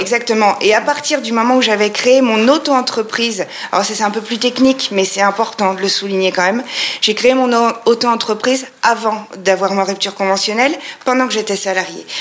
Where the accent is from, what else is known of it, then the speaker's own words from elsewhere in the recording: Troyes, Grand Est, France; also born or lived in Paris; je viens de Troyes, nous sommes à Troyes et je viens de Troyes. Euh, ça fait donc 40 euh, bah, ans que je suis installée ici